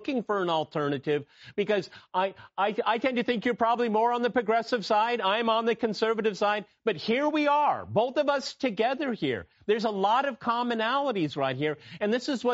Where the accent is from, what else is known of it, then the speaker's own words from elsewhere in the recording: United States; I'm an American too